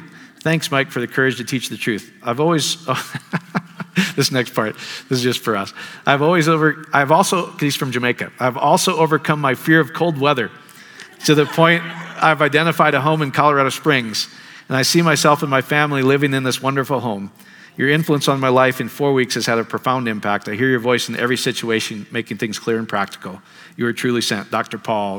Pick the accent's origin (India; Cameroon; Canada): India; from India.